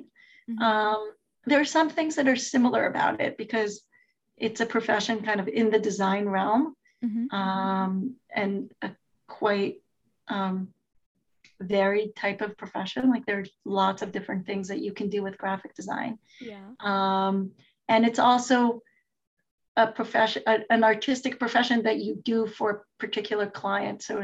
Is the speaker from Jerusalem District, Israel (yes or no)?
yes; Jerusalem, Jerusalem District, Israel; I'm from Israel. I grew up in Israel, in Jerusalem